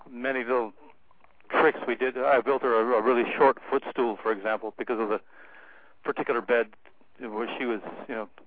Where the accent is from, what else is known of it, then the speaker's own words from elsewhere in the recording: San Diego, California, United States; I grew up in San Diego, where the Atlas missile was being built, and it was a you know the center for aviation. That's how my family got there.